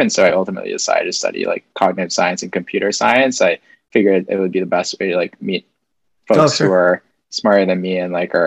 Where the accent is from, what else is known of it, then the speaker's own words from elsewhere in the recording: Philippines; moved away as an adult; I grew up in the Philippines first 18 years.